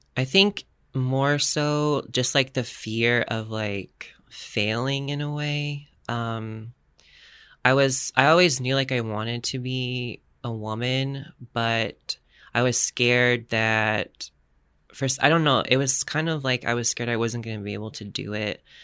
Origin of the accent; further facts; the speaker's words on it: Florida, United States; moved away as an adult; now in San Diego, United States; I'm from Florida